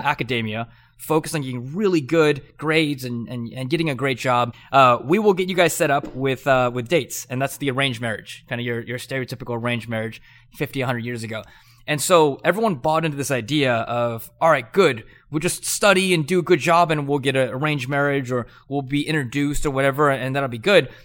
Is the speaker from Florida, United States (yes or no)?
no; Southern California, United States; I grew up in Southern California.